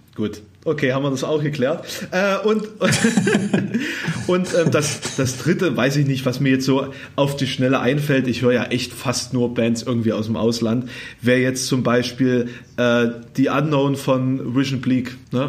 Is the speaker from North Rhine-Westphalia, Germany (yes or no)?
no; Thuringia, Germany; accent: Thüringisch; du als, als Ossi wirklich diskriminiert wirst mit deiner Sprache